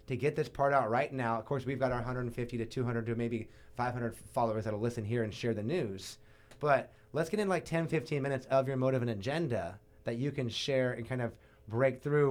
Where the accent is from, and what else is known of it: Ventura, California, United States; born or raised there